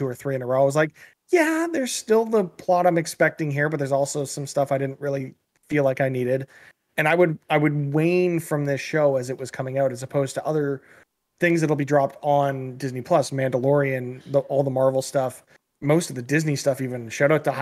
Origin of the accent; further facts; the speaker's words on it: Canada; as a Canadian